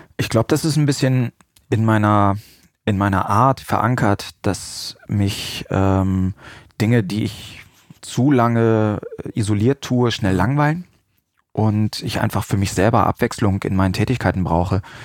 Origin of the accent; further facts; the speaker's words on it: Salzgitter, Lower Saxony, Germany; moved away as an adult; also born or lived in Hanover area, Germany / Münster, Germany; Ich stamme aus Salzgitter